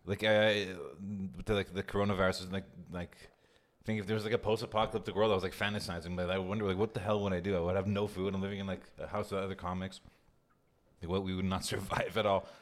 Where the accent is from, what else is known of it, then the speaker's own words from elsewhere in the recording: Montreal, Quebec, Canada; moved away as an adult; now in Toronto, Canada; I'm from Montreal.